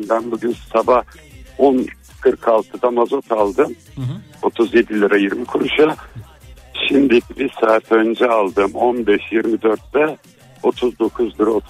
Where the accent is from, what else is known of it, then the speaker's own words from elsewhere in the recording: Istanbul, Turkey; 64 senelik İstanbulluyum.